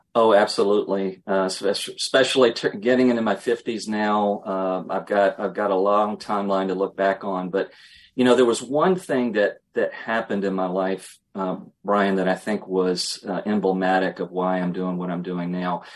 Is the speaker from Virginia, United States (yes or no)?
yes; Emporia, Virginia, United States; I will always be a Virginian at heart. I grew up in Emporia, little town on the North Carolina border.